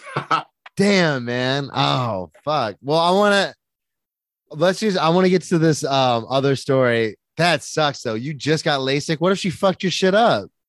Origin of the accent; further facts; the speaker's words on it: Florida, United States; I'm from Florida